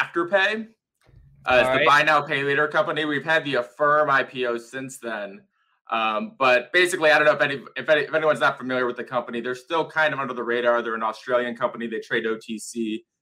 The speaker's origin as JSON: {"language": "English", "town": "Cleveland", "region": "Ohio", "country": "United States", "tie": "born or raised there", "moved": "yes", "said": "I'm born and raised in Cleveland"}